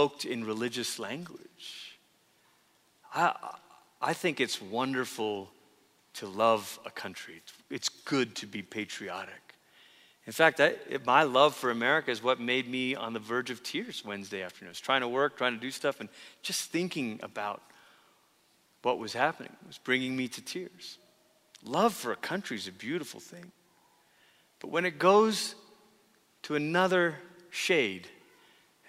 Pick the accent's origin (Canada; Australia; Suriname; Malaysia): Malaysia; moved away; as a kid growing up in Malaysia